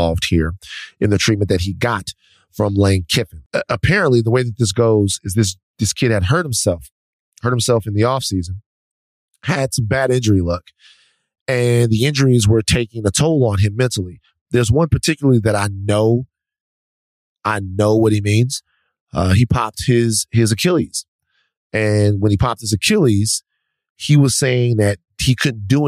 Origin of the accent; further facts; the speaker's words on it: Baton Rouge, Louisiana, United States; Baton Rouge, my hometown.